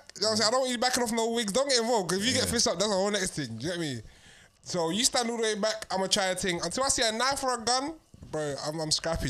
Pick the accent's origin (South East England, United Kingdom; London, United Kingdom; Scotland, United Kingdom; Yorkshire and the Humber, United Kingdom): London, United Kingdom; I'm 24. I have lasted my whole life growing up in South London